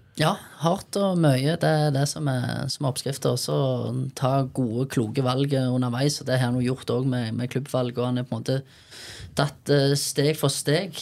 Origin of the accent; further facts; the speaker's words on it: Bryne, Rogaland, Norway; vi kommer fra Bryne